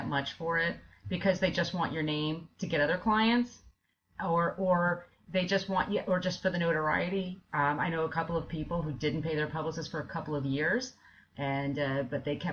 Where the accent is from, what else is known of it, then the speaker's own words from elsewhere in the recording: East Coast, United States; also born or lived in Bay Area, California; now in New York, United States; I'm originally from the East Coast